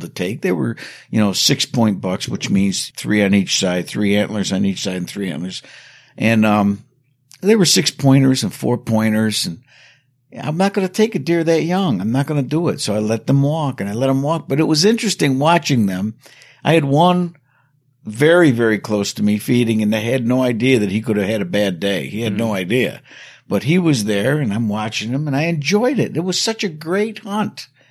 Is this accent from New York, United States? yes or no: yes; New York, United States; my hometown here